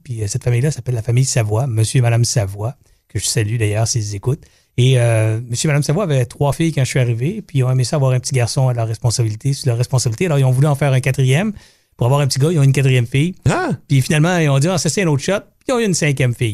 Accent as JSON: {"language": "French", "town": "Longueuil", "region": "Quebec", "country": "Canada", "tie": "born or raised there", "said": "Je suis natif de la région, de la ville, en fait. On se trouve à Longueuil. Moi, je suis un gars de Longueuil"}